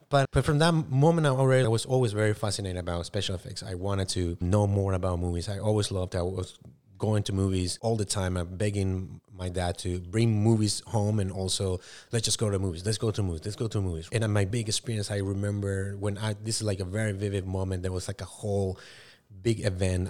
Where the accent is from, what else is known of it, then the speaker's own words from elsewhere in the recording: Paraguay; English is a second language; moved away; I was born and raised in South America, in Paraguay.